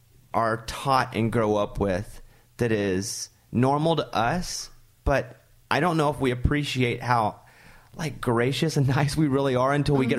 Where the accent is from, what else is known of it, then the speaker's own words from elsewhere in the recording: Arkansas, United States; I'm from Arkansas